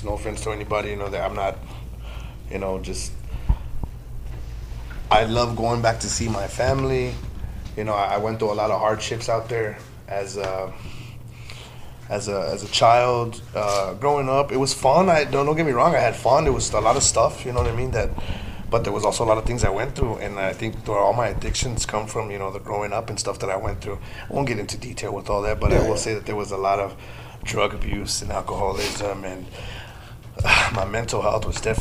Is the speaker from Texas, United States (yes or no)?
yes; El Paso, Texas, United States; now in San Antonio, United States; I'm the Chuco Town vibe. I'm from El Paso originally